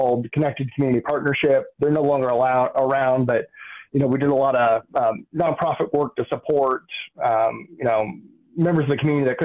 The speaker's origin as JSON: {"language": "English", "town": "Columbus", "region": "Indiana", "country": "United States", "tie": "born or raised there", "also_born_or_lived": "Illinois", "said": "I grew up here in Columbus. I wasn't necessarily born here. I was born in Illinois. Don't hold it against me, but moved here when I was two"}